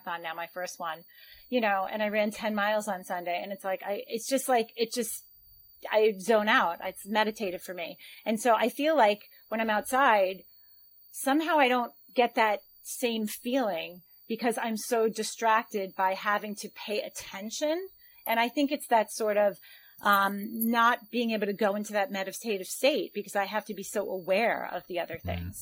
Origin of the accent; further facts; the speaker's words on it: New York, United States; also born or lived in Long Island; I am from the United States, from New York. I live in a suburb outside of New York City, on Long Island